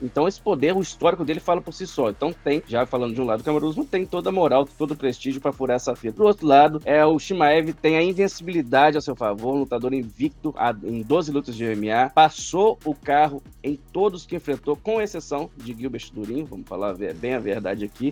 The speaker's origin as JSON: {"language": "Portuguese", "country": "Brazil", "said": "como brasileiro"}